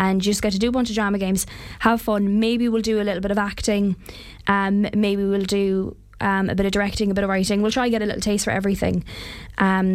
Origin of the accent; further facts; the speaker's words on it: Ennis, Munster, Ireland; I grew up in Ennis